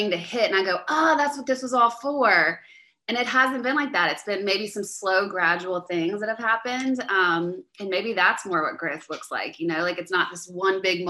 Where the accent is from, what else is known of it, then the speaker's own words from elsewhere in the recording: Louisiana, United States; I'm from Louisiana, so anyone from the States listening knows I'm kind of like a raging Cajun